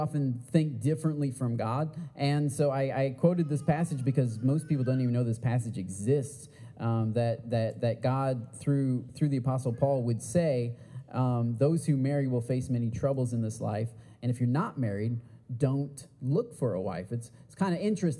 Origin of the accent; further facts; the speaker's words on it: Port Huron, Michigan, United States; I grew up in Port Huron, Michigan, a little town in Michigan